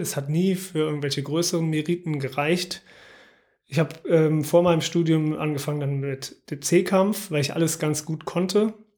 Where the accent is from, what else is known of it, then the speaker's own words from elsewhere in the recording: Aachen, North Rhine-Westphalia, Germany; Also ich bin in Aachen aufgewachsen, im Vorort